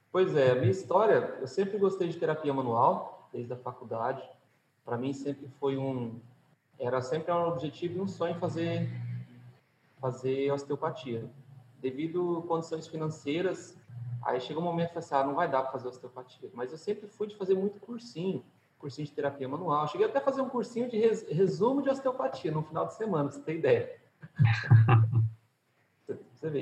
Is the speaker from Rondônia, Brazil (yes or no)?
yes; Rondônia, Brazil; sou aqui de Rondônia